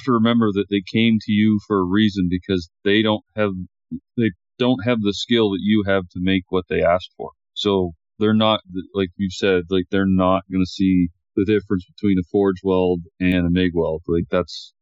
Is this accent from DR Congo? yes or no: no; Canada; I'm a Canadian